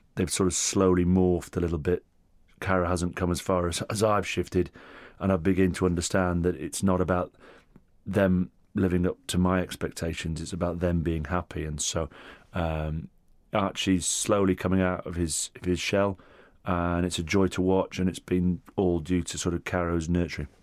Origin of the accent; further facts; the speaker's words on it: Hurst Green, North West England, United Kingdom; first language Italian; English is a second language; also born or lived in Rome, Italy; we came back in '78, and then my little village was everything